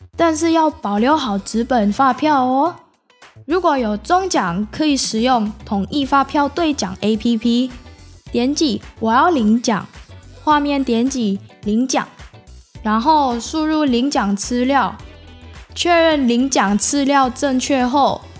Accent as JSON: {"language": "Chinese", "country": "Indonesia", "moved": "yes", "lives_now": "Taiwan", "said": "我来自印尼，现在是成大的学生"}